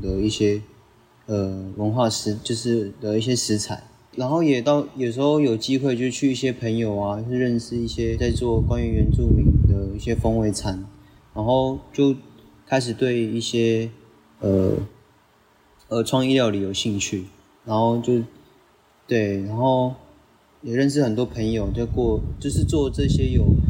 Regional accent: Sandimen, Pingtung County, Taiwan; 今年是二十二岁。然后我是来自屏东三地门乡大社村。对，然后大社部落这样

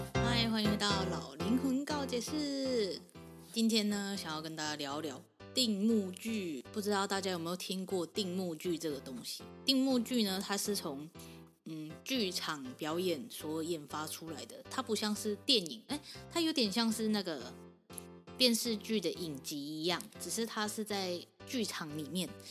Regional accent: Taiwan; 我们台湾人

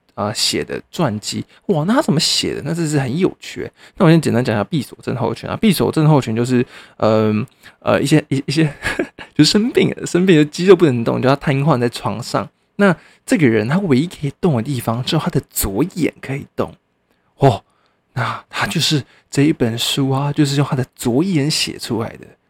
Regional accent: Hsinchu, Taiwan; 我新竹人啊

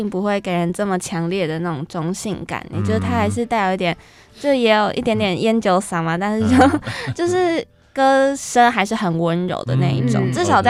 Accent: Kaohsiung, Taiwan; moved away as an adult; 我我我本身是高雄人，然后来北漂青年那种感觉

